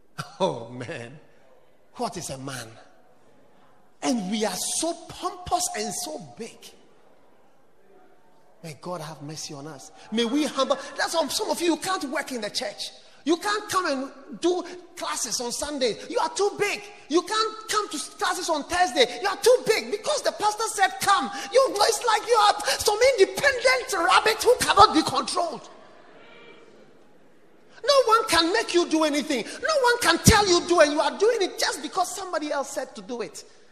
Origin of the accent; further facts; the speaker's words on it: Ghana; So I knew you from Ghana. So I'm also a Ghanaian.